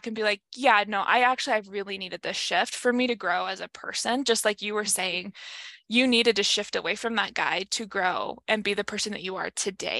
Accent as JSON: {"language": "English", "region": "Idaho", "country": "United States", "tie": "born or raised there", "moved": "as an adult"}